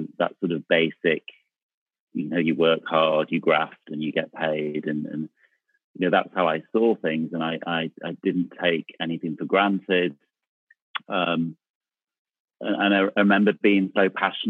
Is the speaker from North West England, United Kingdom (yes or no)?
yes; Manchester, North West England, United Kingdom; moved away as an adult; also born or lived in London; I grew up in Manchester, in South Manchester, in a place called Cholton-cum-Hardy